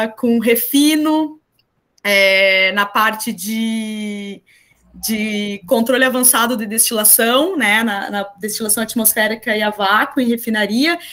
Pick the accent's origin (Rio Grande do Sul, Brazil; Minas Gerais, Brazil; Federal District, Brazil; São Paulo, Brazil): Rio Grande do Sul, Brazil; interior of; moved away as an adult; also born or lived in Florianópolis, Santa Catarina / Porto Alegre; eu sou do interior do Rio Grande do Sul